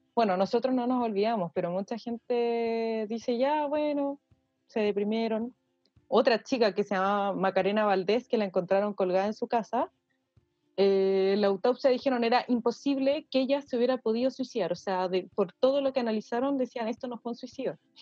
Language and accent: Spanish; Santiago, Santiago Metropolitan Region, Chile; nosotros como santiaguinos